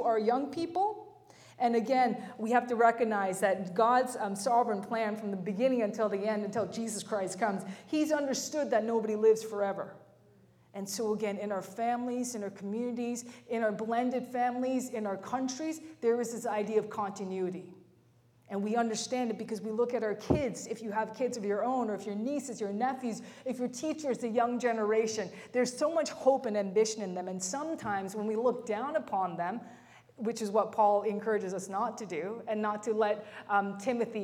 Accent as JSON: {"language": "English", "town": "Mississauga", "region": "Ontario", "country": "Canada", "tie": "born or raised there", "said": "When I was growing up, I grew up in the West End of Toronto, Mississauga, Lorne Park area. That's where I went to school"}